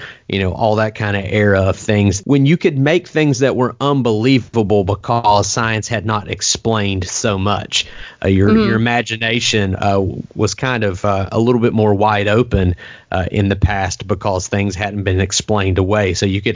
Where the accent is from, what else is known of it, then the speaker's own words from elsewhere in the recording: West Virginia, United States; my home state, West Virginia